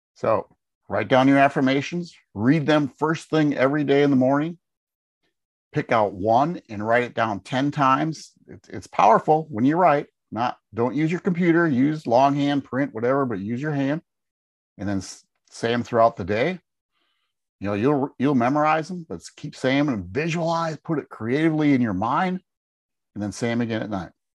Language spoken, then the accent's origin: English; Wisconsin, United States; moved away as an adult; now in Tennessee, United States; we live in Tennessee, We, we grew up in Wisconsin.